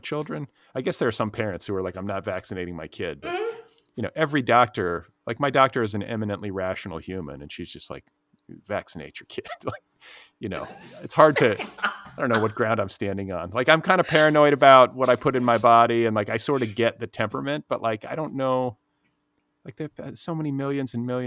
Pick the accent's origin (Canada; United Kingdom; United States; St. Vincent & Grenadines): United States; Cedarburg, Wisconsin; born or raised there; also born or lived in Milwaukee, Wisconsin